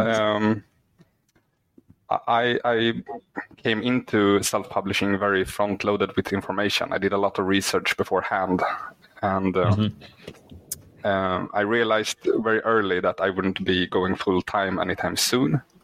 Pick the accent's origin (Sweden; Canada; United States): Sweden; English is a second language; English is not my first language, uh, mm-hmm. since I'm Swedish.